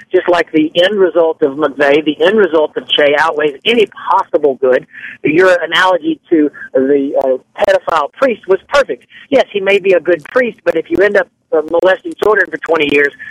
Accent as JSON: {"language": "English", "country": "United States", "tie": "born or raised there", "said": "I'm a Cuban American. Uh, my grandparents came over from Cuba. I've been uh, born and raised in the United States."}